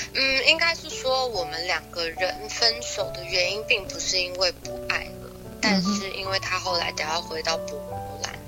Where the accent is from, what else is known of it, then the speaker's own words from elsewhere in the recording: Taiwan; now in United States; 在美国生活之前，我也是在台湾长大的